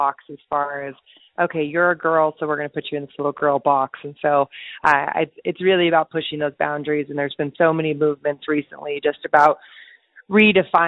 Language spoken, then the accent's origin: English; United States; as an American who trains